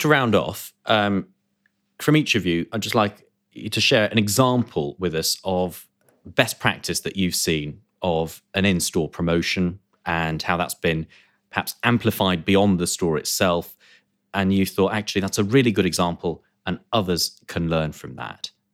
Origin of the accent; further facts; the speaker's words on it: United Kingdom; we are British